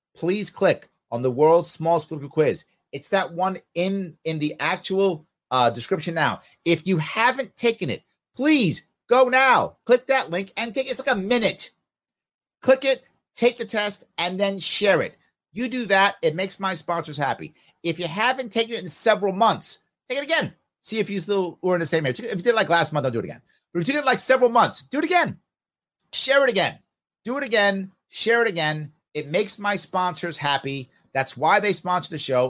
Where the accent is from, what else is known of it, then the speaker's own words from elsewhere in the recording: New York, United States; I actually majored in art in high school. I know you can do that in high school in New York.